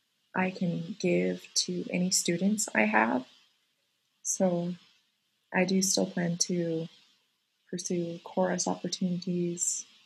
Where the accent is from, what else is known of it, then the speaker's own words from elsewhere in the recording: Colorado, United States; I attended high school in a very tiny rural town in Colorado.